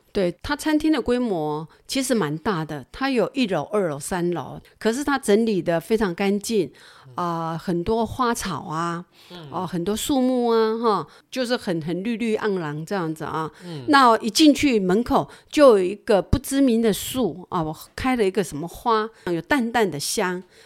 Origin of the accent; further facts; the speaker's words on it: Taiwan; 只有我们是台湾人